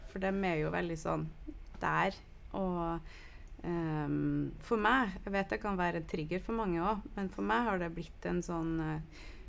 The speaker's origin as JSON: {"language": "Norwegian", "country": "United States", "moved": "yes", "lives_now": "Norway", "said": "nå er jeg fra USA"}